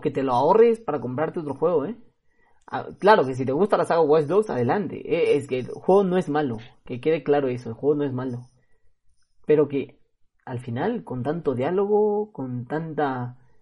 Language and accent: Spanish; Peru; aquí de Perú